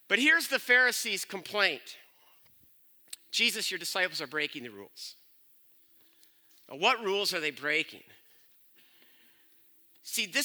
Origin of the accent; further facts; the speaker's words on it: Byron Center, Michigan, United States; I'm from Byron Center